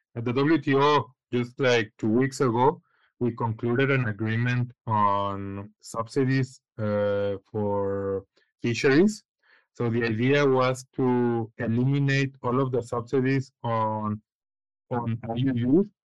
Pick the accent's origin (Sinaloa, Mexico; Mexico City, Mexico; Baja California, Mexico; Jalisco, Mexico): Jalisco, Mexico; Guadalajara; moved away as an adult; also born or lived in Spain / United States; now in Switzerland; I am originally from from Guadalajara, Guadalajara, Jalisco. I was born there and pretty much lived my whole life there.